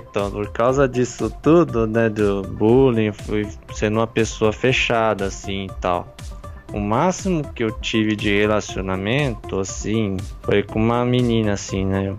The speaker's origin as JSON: {"language": "Portuguese", "area": "Campinas region", "region": "interior of São Paulo", "country": "Brazil", "said": "Eu sou do interior de São Paulo."}